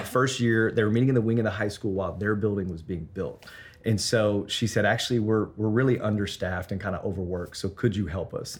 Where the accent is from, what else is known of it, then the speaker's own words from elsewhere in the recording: Memphis, Tennessee, United States; moved away as an adult; now in Denver, United States; I'm from Memphis, Tennessee originally.